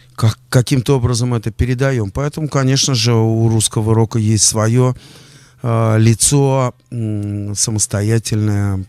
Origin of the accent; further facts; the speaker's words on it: Moscow, Russia; also born or lived in Lipetsk; Мы оба, кстати, из Тушина, мы тушинские.